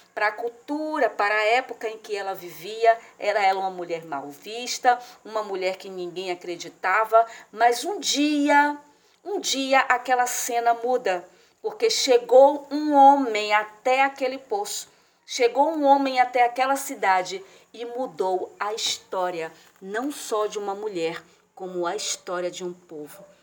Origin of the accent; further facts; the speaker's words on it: Salvador, Bahia, Brazil; eu sou de Salvador, na Bahia